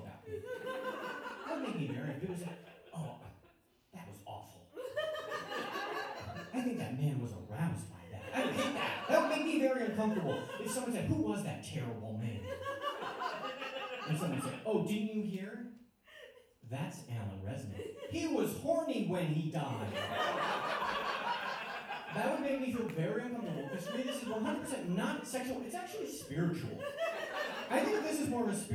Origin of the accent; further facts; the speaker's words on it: Syracuse, New York, United States; I'm from Syracuse, New York